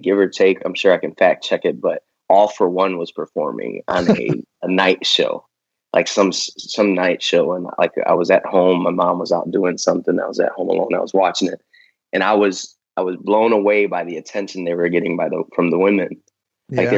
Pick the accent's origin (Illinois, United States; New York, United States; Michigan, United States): Illinois, United States; Chicago; moved away as an adult; also born or lived in Las Vegas; now in Texas, United States; being a city boy growing up in Chicago and spending 30 plus years out there